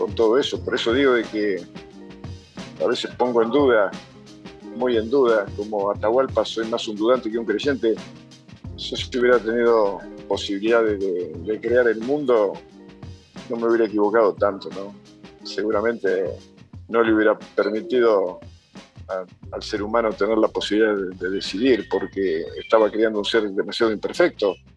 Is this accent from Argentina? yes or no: yes; Argentina; en mi país hay dos países completamente distintos